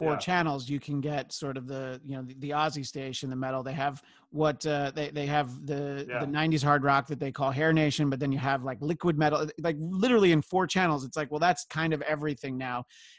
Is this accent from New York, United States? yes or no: yes; New York City, New York, United States; I grew up in New York City